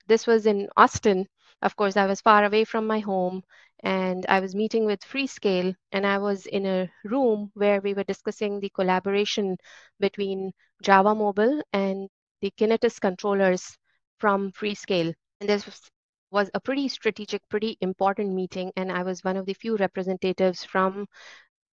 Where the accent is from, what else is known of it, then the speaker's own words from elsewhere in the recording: India; moved away as an adult; now in San Francisco Bay Area, United States; I grew up in India, but now I have spent more time in San Francisco Bay Area than in India